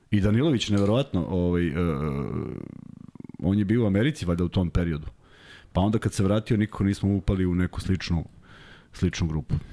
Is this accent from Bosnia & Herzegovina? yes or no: no; Belgrade, Serbia; also born or lived in Belgium; ja sam odrastao kod Vukovog spomenika i izlazio sam u taj parkić da se igram od, od nulte godine.